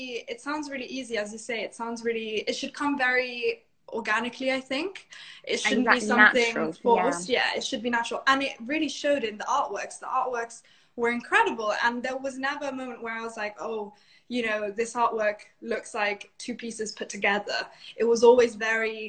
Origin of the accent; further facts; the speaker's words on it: Italy; Italy, my home country.